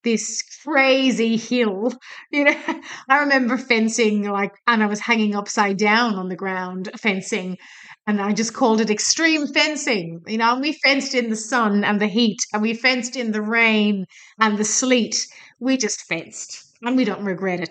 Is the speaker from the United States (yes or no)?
no; Ireland; now in Australia; I'm from Ireland